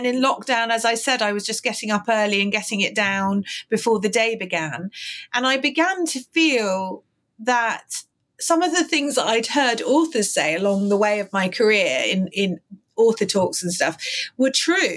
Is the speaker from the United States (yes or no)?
no; London, United Kingdom; I'm a Londoner, born and bred